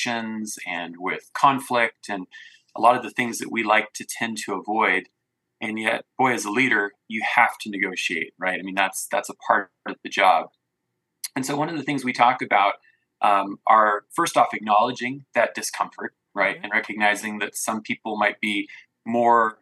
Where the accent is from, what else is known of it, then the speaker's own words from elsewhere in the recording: American Falls, Idaho, United States; I'm from Southeast Idaho, grew up in American Falls.